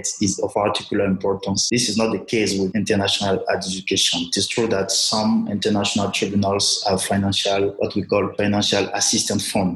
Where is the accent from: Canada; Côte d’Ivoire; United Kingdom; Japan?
Côte d’Ivoire; moved away as an adult; also born or lived in Burkina Faso / Switzerland; now in Pretoria, South Africa; from Burkina Faso, but I was born in Ivory Coast, where I did my primary and high school studies.